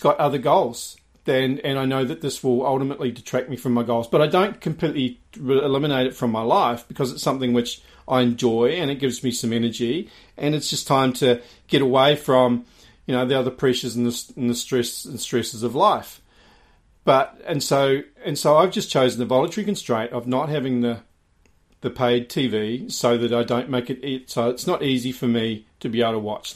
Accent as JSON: {"language": "English", "country": "New Zealand", "tie": "born or raised there", "said": "growing up in New Zealand."}